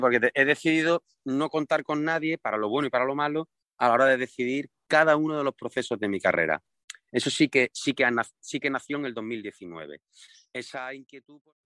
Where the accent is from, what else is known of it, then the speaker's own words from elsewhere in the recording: Seville, Andalusia, Spain; en Triana, que es de donde yo soy